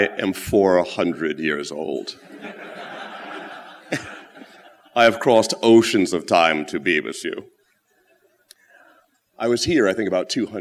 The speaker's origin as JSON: {"language": "English", "country": "United States", "also_born_or_lived": "London, United Kingdom", "said": "being an American"}